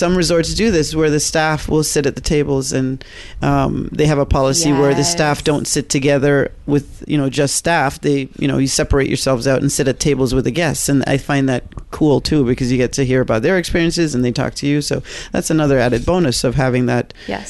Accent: United Kingdom; I know. I'm British. I know. Schedule.

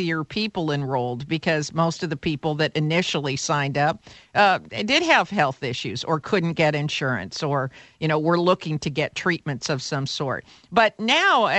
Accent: Silicon Valley, California, United States; I'm from Silicon Valley

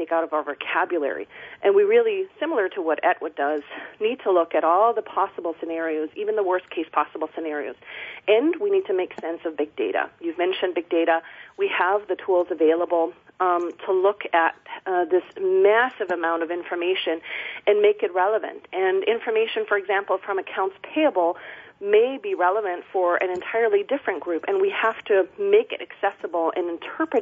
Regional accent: Germany; now in Olympia, United States; I'm originally from Germany

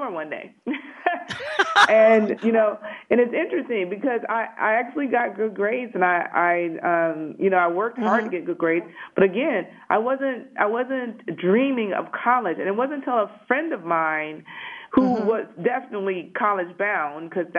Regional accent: Detroit, Michigan, United States; moved away as an adult; also born or lived in Huntsville, Alabama / Toledo, Ohio; I grew up in Detroit, went to high school, elementary school, high school, everything in Detroit

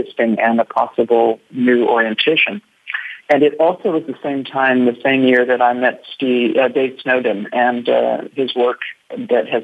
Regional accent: Indiana, United States; moved away; also born or lived in New Zealand; I grew up in Indiana, so fortunately the world was flat where I grew up

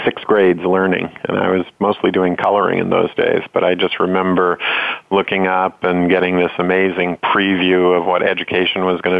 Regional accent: Maine, United States; I grew up in Maine, and it wasn't a log cabin, but it was a farmhouse

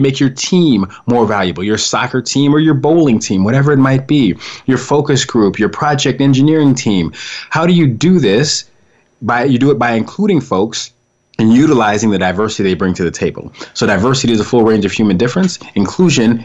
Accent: Colorado, United States; I was raised in Colorado

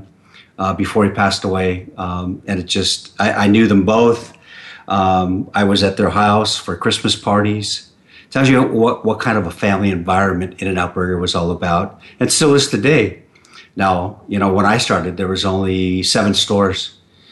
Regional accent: Southern California, United States; moved away as an adult; also born or lived in San Gabriel Valley; I grew up in Southern California. And I was there for the first 40 years of my life.

